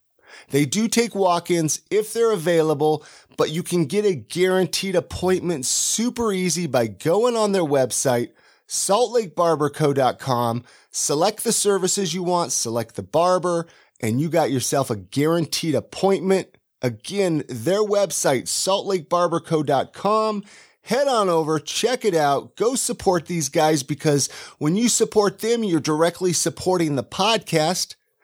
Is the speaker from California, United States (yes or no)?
yes; California, United States; I'm from California.